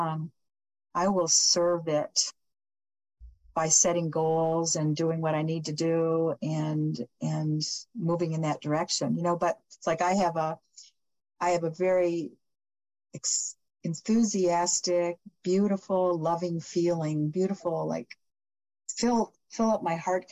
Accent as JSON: {"language": "English", "region": "Michigan", "country": "United States", "tie": "born or raised there", "also_born_or_lived": "Phoenix", "moved": "yes", "said": "I was born and raised in Michigan."}